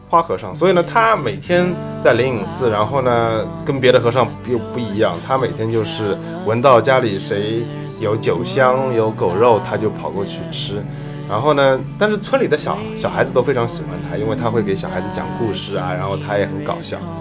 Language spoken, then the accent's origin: Chinese; Shanghai, China; 作为上海人